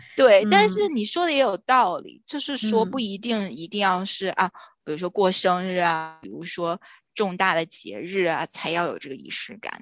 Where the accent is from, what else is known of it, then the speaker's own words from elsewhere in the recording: northern China, China; 我是北方人嘛